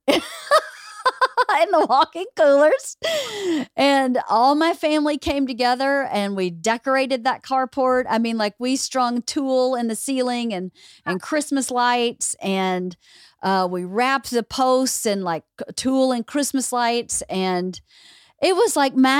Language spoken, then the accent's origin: English; rural Georgia, United States; we're in rural Georgia. My hometown has 1,600 people.